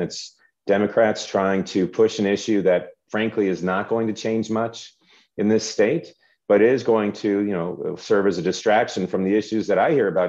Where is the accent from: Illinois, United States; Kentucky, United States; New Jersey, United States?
Illinois, United States; Schaumburg; I grew up in Schaumburg. I know this district.